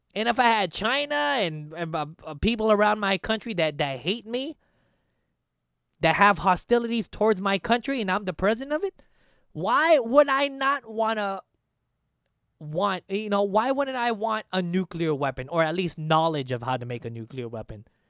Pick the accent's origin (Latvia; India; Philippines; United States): Philippines; as a Filipino